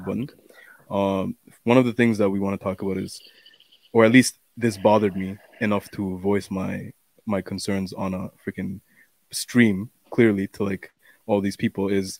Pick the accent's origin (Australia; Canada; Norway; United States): Canada; also born or lived in Bangladesh; I grew up in Canada, born in Bangladesh.